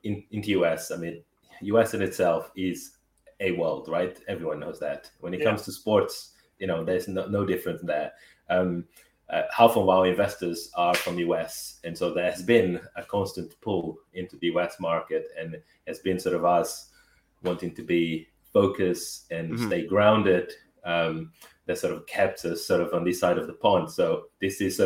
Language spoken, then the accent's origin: English; Angola; English is a second language; also born or lived in Brazil / Portugal; now in United Kingdom; I was born in Angola.